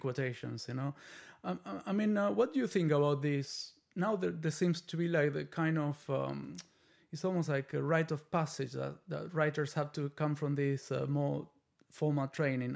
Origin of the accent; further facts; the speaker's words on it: Argentina; now in United States; I'm from Argentina